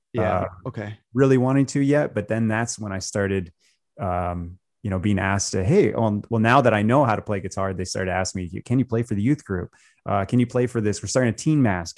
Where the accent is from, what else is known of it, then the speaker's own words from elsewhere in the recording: Colorado, United States; moved away as an adult; also born or lived in Tucson, Arizona; now in Phoenix, United States; I grew up in Colorado